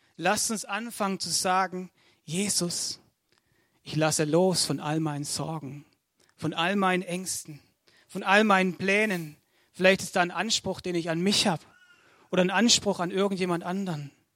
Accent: Altensteig, Baden-Württemberg, Germany; ich komme aus Altensteig.

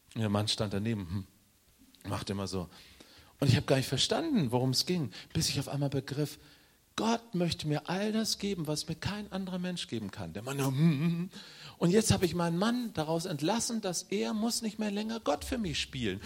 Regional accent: Northern Germany, Germany; ich bin Norddeutscher

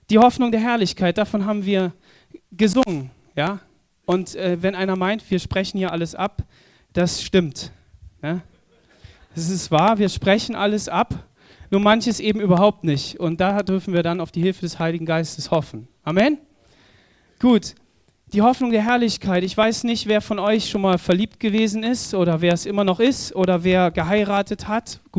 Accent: Southern Germany, Germany; Wir als Süddeutsche, ne? nördliche Südländer, wir haben doch gar keine Ahnung von der Brandung.

